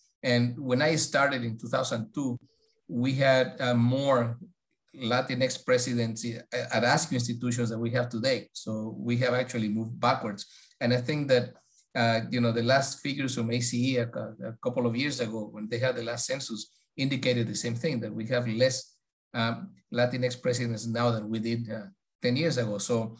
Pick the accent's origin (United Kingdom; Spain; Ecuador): Ecuador; born there; I was born in Ecuador.